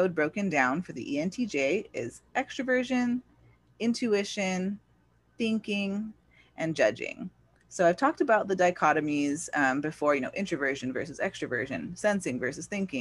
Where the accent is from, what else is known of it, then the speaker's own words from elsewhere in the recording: California, United States; I was born in California, but yeah, here in America